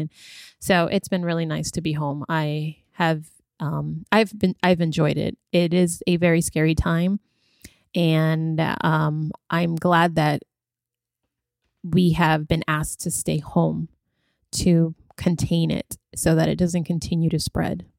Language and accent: English; California, United States; I grew up in California